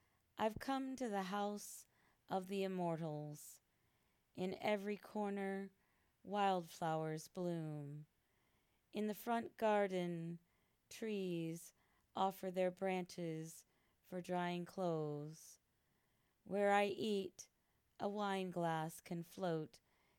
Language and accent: English; United States; also born or lived in Singapore / France / Philippines; traveled as well throughout my home country of the U.S.